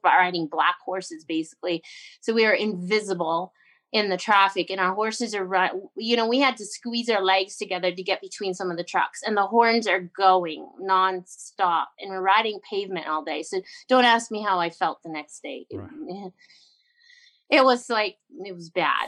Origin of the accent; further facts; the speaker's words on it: Canada; I grew up on the Alaska Highway